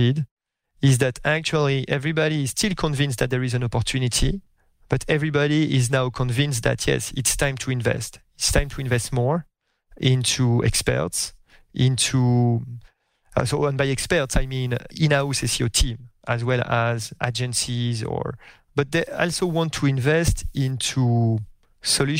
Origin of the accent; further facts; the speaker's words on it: France; accent: French; English is a second language; moved away as an adult; now in United States; my French accent, even after a few years in the US